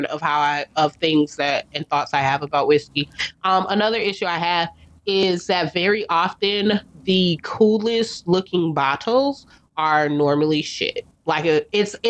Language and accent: English; United States; as an American